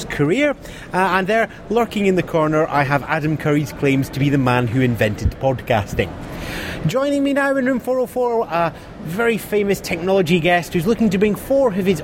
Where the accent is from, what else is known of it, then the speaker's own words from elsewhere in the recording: United Kingdom; we're British